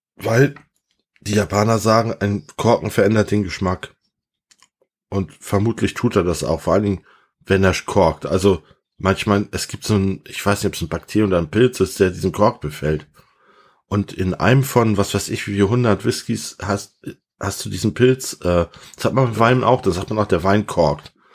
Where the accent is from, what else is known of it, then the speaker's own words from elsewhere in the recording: Hamburg, Germany; moved away; Ich bin ja eigentlich Hamburger